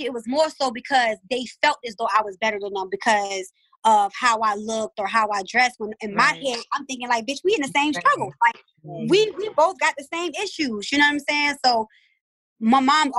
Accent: Baltimore, Maryland, United States; I'm from West Baltimore

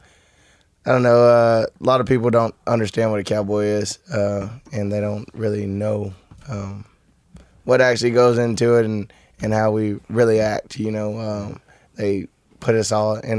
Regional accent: Rockdale, Texas and Baytown, United States; I grew up back and forth between Rockdale, Texas and Baytown, Texas, so completely opposite ends of Texas.

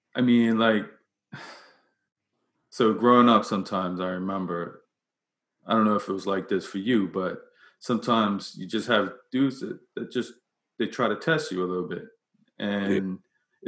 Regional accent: Bermuda; I'm from Bermuda

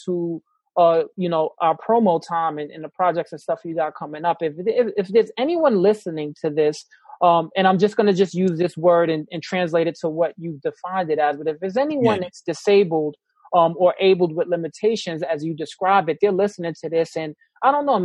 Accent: New York City, New York, United States; in New York City, I grew up in the Bronx

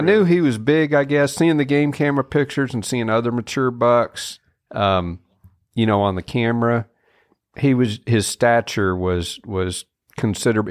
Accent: Kansas, United States; moved away as an adult; now in Mississippi, United States; I grew up in Kansas, um, you know, when was 18 years old

